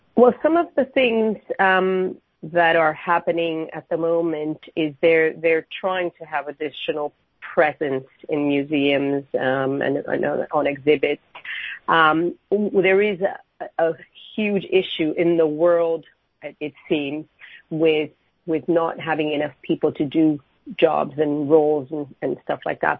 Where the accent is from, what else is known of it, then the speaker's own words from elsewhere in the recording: Miami, Florida, United States; moved away as an adult; now in London, United Kingdom; I'm from Miami, but I've been in London